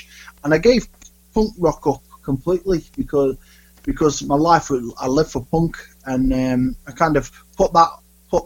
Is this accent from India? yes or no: no; Stoke-on-Trent, West Midlands, United Kingdom; I grew up in Stoke-on-Trent